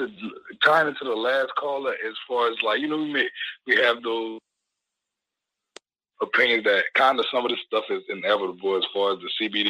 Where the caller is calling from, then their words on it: New Orleans, Louisiana, United States; I'm calling from New Orleans.